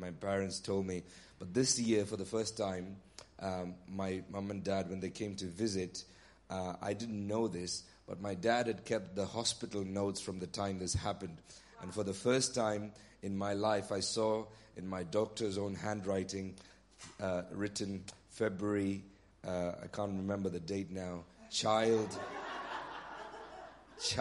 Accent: Nigeria; now in Bury St Edmunds, United Kingdom; I was born in Nigeria

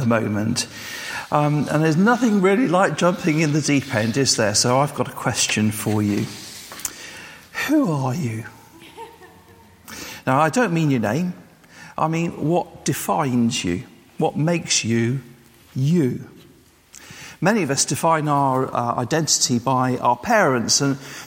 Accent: England, United Kingdom; also born or lived in Wales; I was born and bred in England, that I was English

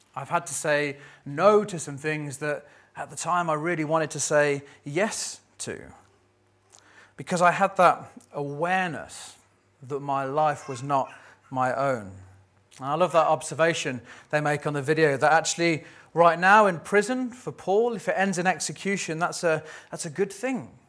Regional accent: United Kingdom; we're British

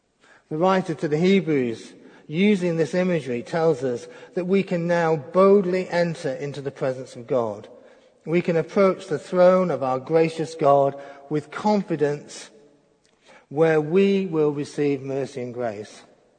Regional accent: Crewe, North West England, United Kingdom; born or raised there

